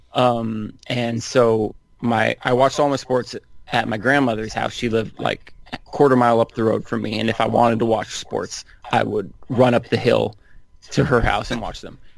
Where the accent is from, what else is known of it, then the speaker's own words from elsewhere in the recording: Northern California, United States; I grew up in Northern California